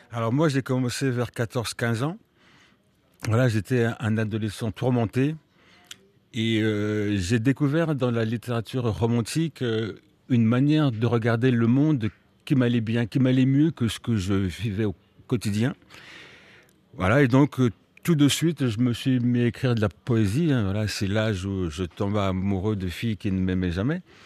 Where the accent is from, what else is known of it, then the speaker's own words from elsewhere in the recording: Melun, Île-de-France, France; j'ai appris le français à Melun avec euh, des institutrices euh, post 68 euh, qui étaient tout à fait sympathiques